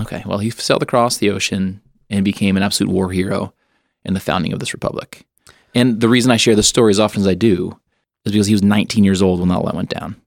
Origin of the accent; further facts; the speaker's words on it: Western Massachusetts, United States; moved away as an adult; also born or lived in Boston area, Massachusetts; now in Easton, Pennsylvania, United States; I grew up in Western Mass